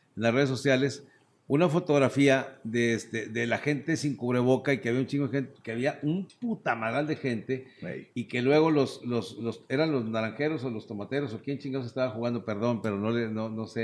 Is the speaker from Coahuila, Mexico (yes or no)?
yes; Torreón, Coahuila, Mexico; Yo soy de Torreón, pero desde niño fuimos siempre de vacaciones a Mazatlán